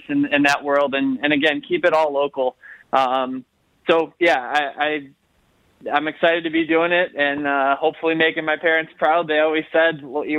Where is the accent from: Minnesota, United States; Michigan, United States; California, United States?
Michigan, United States; Livonia; I grew up in Livonia